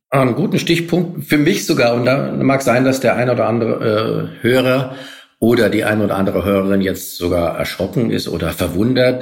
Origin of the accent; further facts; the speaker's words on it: Frankfurt am Main, Hesse, Germany; ich bin selbst ähm, äh, als Frankfurter